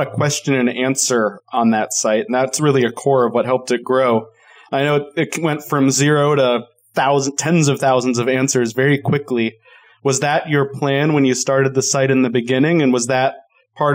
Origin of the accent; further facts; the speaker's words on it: Colorado, United States; I am from Colorado